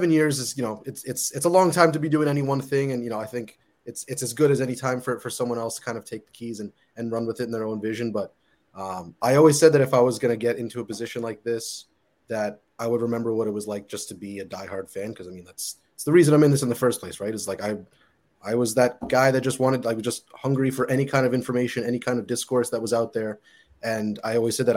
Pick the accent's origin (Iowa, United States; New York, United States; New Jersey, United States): New York, United States; moved away as an adult; now in Toronto, Canada; you lived in New York my whole life